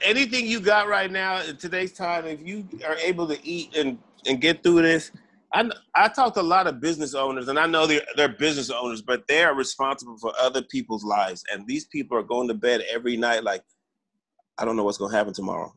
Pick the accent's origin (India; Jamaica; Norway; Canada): Jamaica; I'm Jamaican. We we're we're a third world country